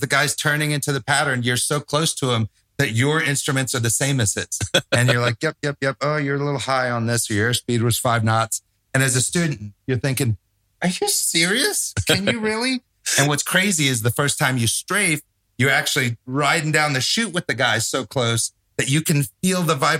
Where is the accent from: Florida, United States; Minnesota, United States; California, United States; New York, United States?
Florida, United States; Tampa; moved away; Tampa, which is my hometown